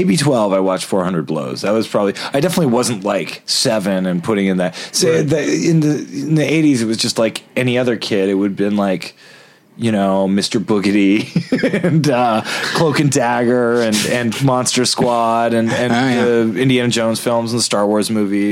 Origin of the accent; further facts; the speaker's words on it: Toronto, Ontario, Canada; I grew up in Toronto in a basement full of VHS movies